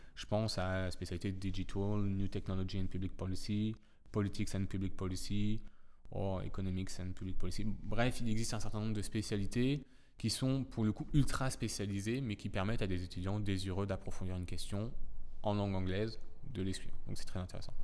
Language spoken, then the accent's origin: French; Saint-Lô, Normandy, France; moved away as an adult; also born or lived in Nantes; now in Paris, France; je suis originaire de Saint-Lô dans la Manche